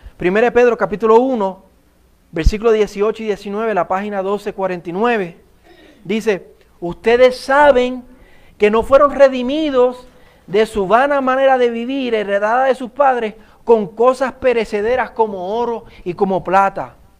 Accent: Puerto Rico; accent: Puerto Rican

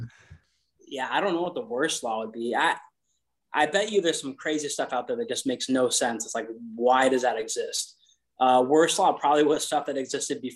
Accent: Simi Valley, California, United States; moved away as an adult; now in Rhode Island, United States; I'm from the town just on the northern border of it called Simi Valley. But Ventura County, so I was a valley kid

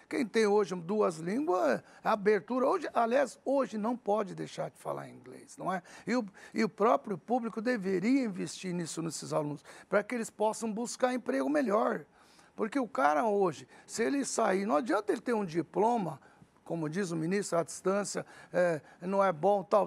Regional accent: Araçatuba, São Paulo, Brazil; first language Arabic; Portuguese is a second language; also born or lived in Lebanon; eu não falava português, para Aracatuba. Comecei a estudar lá

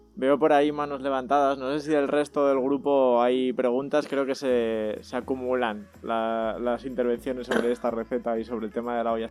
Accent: Zaragoza, Aragon, Spain; now in Madrid, Spain; yo soy de Zaragoza.

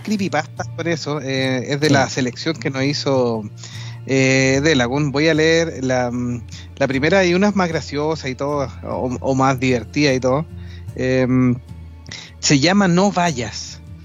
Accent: Chile; aquí en Chile

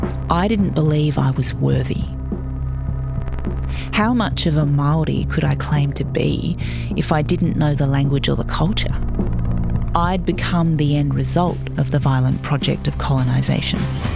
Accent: Adelaide, South Australia, Australia; now in Melbourne, Australia; I was born in Melbourne on Wurundjeri land and raised in Adelaide on Kaurna land. My mum instilled a sense of pride in being Māori

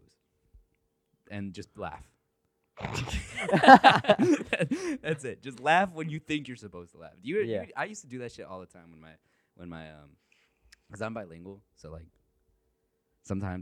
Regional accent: the South, United States; I grew up in the South

